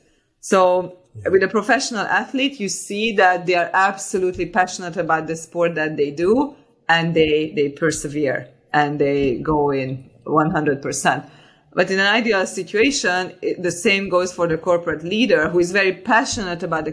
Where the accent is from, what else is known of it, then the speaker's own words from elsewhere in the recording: Hungary; also born or lived in Switzerland; now in London, United Kingdom; I was born in Hungary. I was born during the communism, and I had a very, very nice childhood